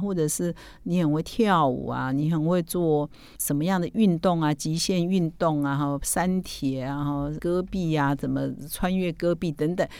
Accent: Taiwan; 我们台湾话就土质嘛

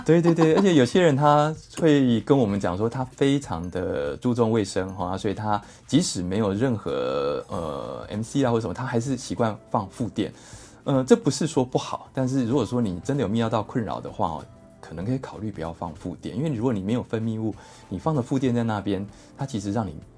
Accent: Taiwan; 我们台湾人很怕吃抗生素

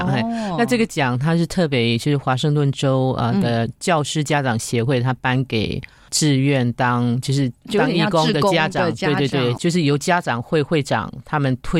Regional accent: Yunlin County, Taiwan; moved away as an adult; now in Singapore; 我自己是从台湾来的，

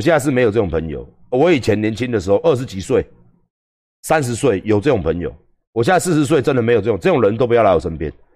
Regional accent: Taiwan; 我们台湾人不是这样子打招呼的

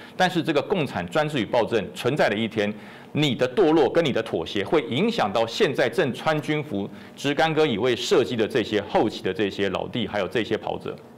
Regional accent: Taiwan; 我是我的爹娘从大陆过来之后，在台湾生了我啊

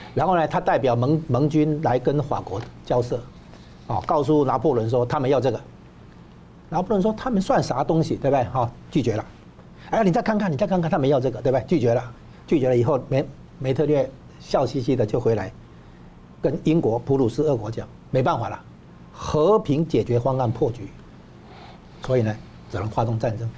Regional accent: Taiwan; 我们台湾这边

